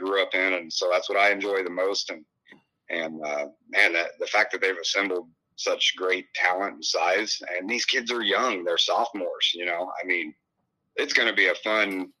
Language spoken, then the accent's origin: English; Western Illinois, United States; moved away; I grew up in Western Illinois